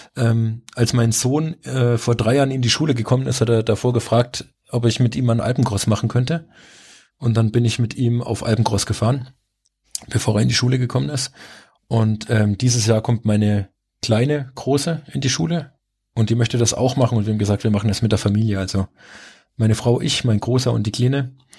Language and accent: German; Rhön, Germany; also born or lived in Saarland / French-Luxembourg border area; now in Middle Franconia, Germany; weil es meine Heimat ist